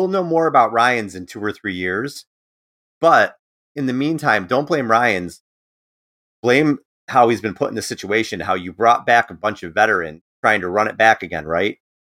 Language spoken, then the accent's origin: English; New York, United States; moved away; I'm a New Yorker.